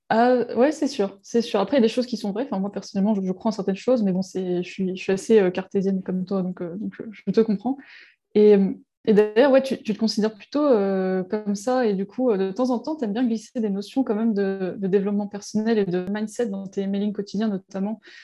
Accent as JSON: {"language": "French", "area": "Breton", "region": "Brittany", "country": "France", "said": "on est breton"}